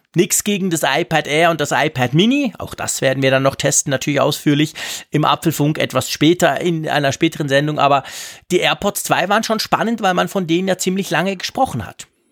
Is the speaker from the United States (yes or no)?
no; Switzerland; als Schweizer